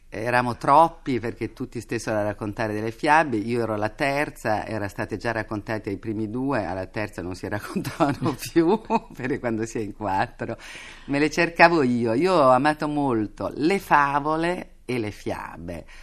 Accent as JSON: {"language": "Italian", "town": "Turin", "region": "Piedmont", "country": "Italy", "said": "E io poi ero torinese e da torinese"}